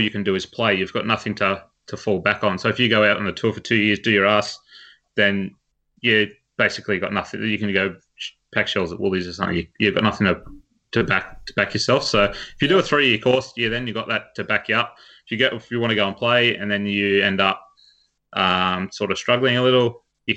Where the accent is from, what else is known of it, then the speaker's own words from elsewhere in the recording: Wagga Wagga, New South Wales, Australia; now in Sydney, Australia; So originally from Wagga Wagga, so good they named it twice. but I now live in Sydney